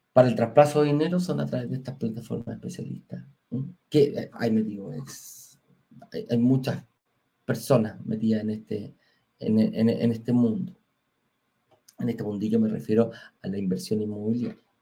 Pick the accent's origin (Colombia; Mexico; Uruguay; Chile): Chile; en Chile tenemos una forma distinta de pagar